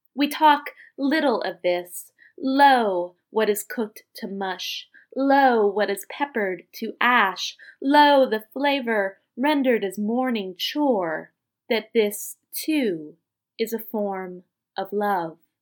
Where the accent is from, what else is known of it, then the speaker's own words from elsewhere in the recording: Northern Virginia, United States; now in Washington, D.C., United States; I grew up in Northern Virginia